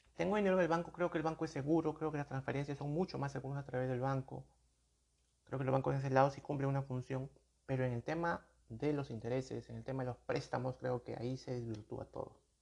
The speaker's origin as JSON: {"language": "Spanish", "country": "Peru", "said": "aquí en mi país, en mi país son soles"}